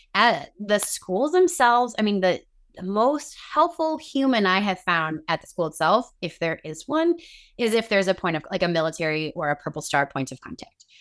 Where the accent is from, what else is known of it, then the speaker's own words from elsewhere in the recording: Chicago, Illinois, United States; moved away as an adult; now in Northern Virginia, United States; We are both originally from the Chicago area, but we live in Northern Virginia at the moment.